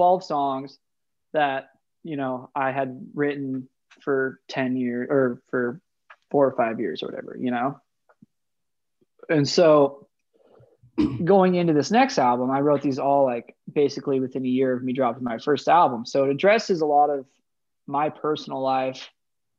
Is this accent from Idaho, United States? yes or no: yes; Idaho, United States; I'm just from the Rockies. So I'm from the Great White North, basically all the way up here in Idaho.